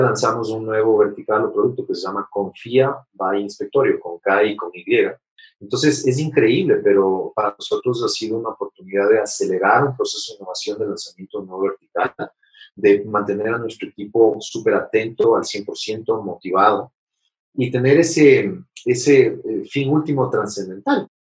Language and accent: Spanish; Ecuador; soy ecuatoriano